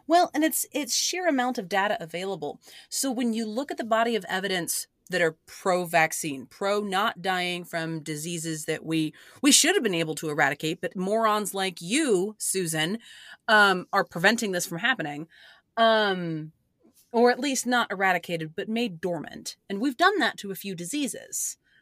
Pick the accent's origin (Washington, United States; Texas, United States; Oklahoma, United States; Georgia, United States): Oklahoma, United States; born or raised there